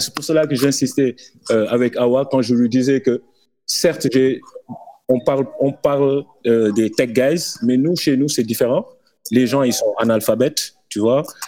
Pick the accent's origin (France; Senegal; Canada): Senegal; Dakar; chez nous, à Dakar et en, Afrique